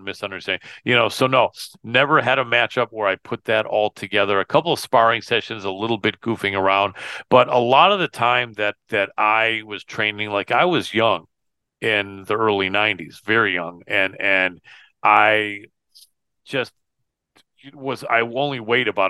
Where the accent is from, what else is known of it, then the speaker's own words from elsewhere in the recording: Michigan, United States; moved away; my home state of Michigan, my original home state